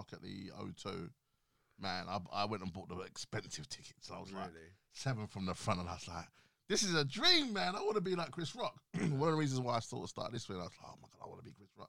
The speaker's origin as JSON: {"language": "English", "country": "United Kingdom", "tie": "born or raised there", "said": "I grew up in Emmerton, and it's, like, multicultural."}